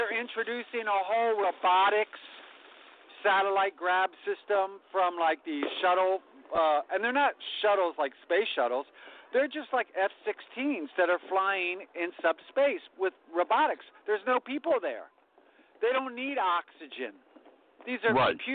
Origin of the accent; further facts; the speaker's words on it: the South, United States; accent: Southern; my Southern accent